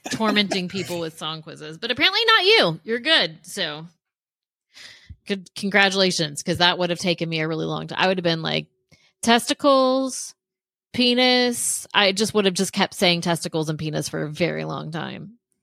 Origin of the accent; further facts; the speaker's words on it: Central Florida, United States; also born or lived in Gainesville, Florida; I'm from Central Florida, like right in between Tampa and Orlando. So I was born and raised there